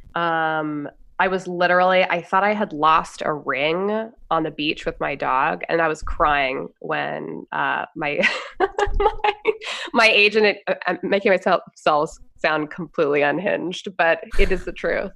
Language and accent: English; Los Angeles, California, United States; moved away as an adult; also born or lived in New York / Western Montana; I grew up in L.A.